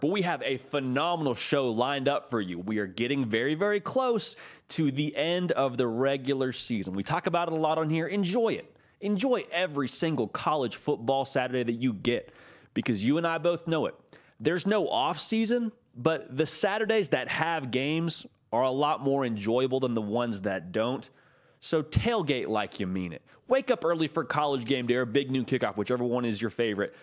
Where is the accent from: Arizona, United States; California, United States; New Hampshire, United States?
California, United States; Southern; Growing up in Southern California